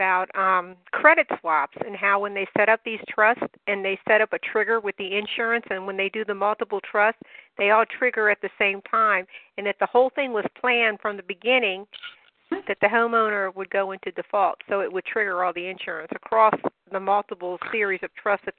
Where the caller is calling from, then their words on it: Maryland, United States; from Maryland